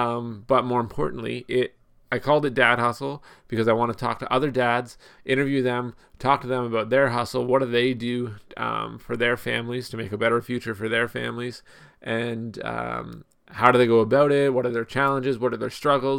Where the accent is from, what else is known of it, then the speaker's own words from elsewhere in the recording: Ontario, Canada; My wife and I, we live in Canada. We're from Ontario.